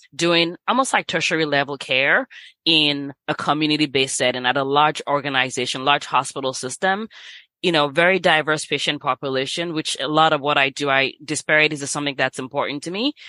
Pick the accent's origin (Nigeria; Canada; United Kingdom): Nigeria; moved away as an adult; also born or lived in Los Angeles, United States / San Francisco, United States / New York, United States / Sacramento, United States; I was born in Nigeria, left here when I was eighteen, and lived in L A with some family members